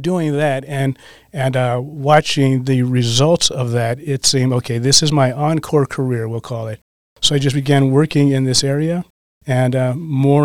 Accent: Colorado, United States; now in Green Bay, United States; I'm from Colorado, as a matter of fact. I've been in Green Bay for 30 years.

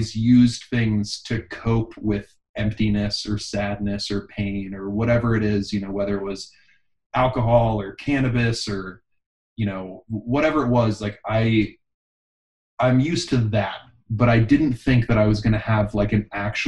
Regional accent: Pittsburgh, Pennsylvania, United States; now in Austin, United States; I was born in Pittsburgh. I live in Austin, Texas now.

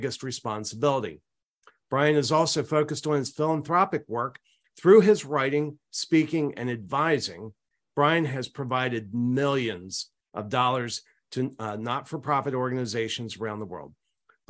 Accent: Maryland, United States; I grew up in Maryland.

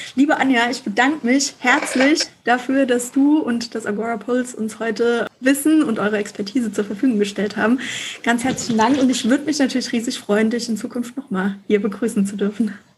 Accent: Mainz, Rhineland-Palatinate, Germany; bei uns in Mainz

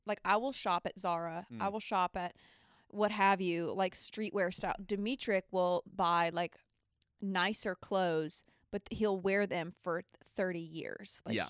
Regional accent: Nashville, Tennessee, United States; Like, Nashville, I'm from Nashville, recognize.

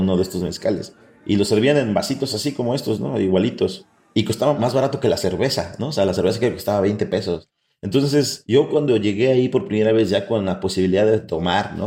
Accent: Mexico; como mexicanos

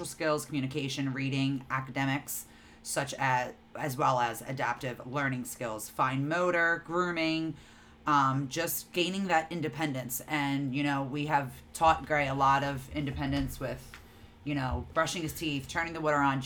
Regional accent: New Jersey, United States; We're from New Jersey

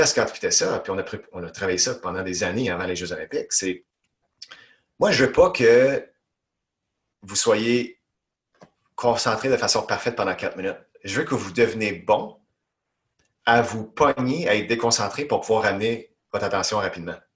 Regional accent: Ontario, Canada; moved away as an adult; now in Quebec, Canada; J'habite au Québec depuis des années, mais originalement, moi, je viens d'Ontario, puis je suis fièrement québécois depuis plus d'une douzaine d'années

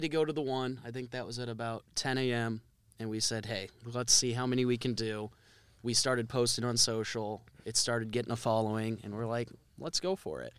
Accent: Cedar Rapids, Iowa, United States; I grew up in Cedar Rapids

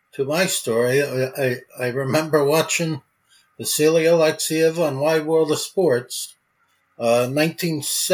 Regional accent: New Jersey, United States; I was from New Jersey

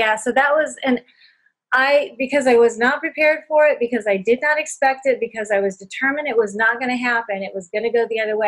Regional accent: California, United States; moved away as an adult; now in Indiana, United States; we're from California

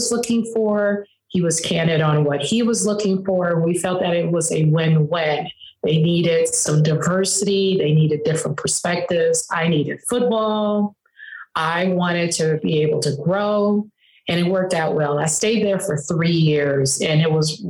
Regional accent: Chicago, Illinois, United States; moved away as an adult; also born or lived in East Coast; I am from Chicago, but I spent a lot of time on the East Coast in intercollegiate athletics

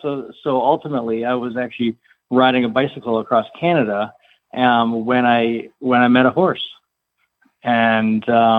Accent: New Hampshire, United States; moved away; also born or lived in Washington State; I grew up in New Hampshire, and I was out in Washington State

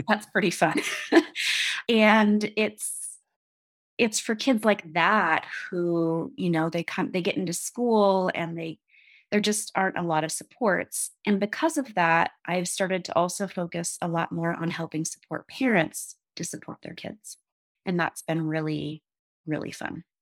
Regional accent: Upper Peninsula of Michigan, United States; moved away as an adult; also born or lived in Eugene, Oregon / Seattle, Washington; now in Jackson, United States; I'm from the Upper Peninsula of Michigan. Grew up on, like, Superior

